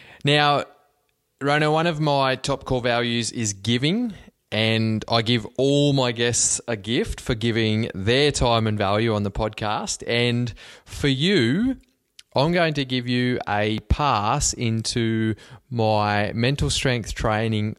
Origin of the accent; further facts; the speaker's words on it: Cobar, New South Wales, Australia; moved away; I grew up in Western New South Wales in Cobar